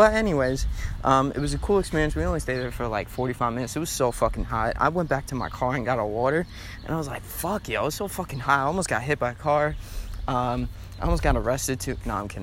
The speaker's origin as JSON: {"language": "English", "town": "Hicksville", "region": "New York", "country": "United States", "tie": "born or raised there", "said": "my hometown, Hicksville, New York"}